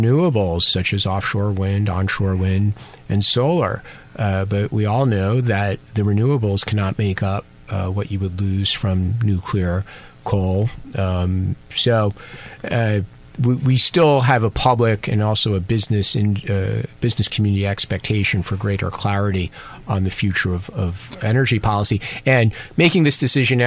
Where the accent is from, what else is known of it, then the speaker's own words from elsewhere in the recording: United States; now in Taiwan; as an American